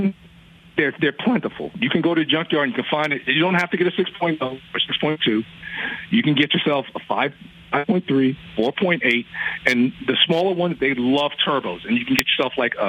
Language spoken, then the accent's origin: English; New York, United States; I'm from New York, but they want us to know our roots in South Carolina